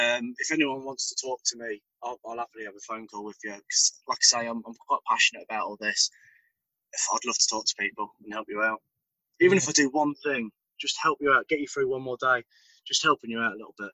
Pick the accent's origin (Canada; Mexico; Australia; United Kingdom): United Kingdom; Boston, East Midlands; I'm from Boston, Lincolnshire, just in case you find a few